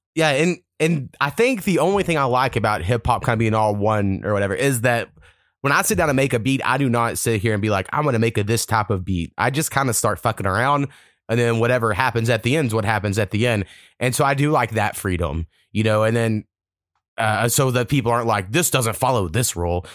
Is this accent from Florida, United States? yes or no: no; Oklahoma, United States; I grew up in Oklahoma